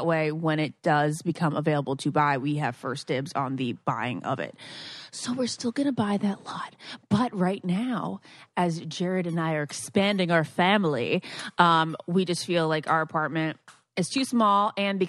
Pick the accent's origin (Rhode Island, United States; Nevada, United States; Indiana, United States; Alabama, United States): Rhode Island, United States; East Greenwich; It reminds me of my hometown. Love it very much. East Greenwich.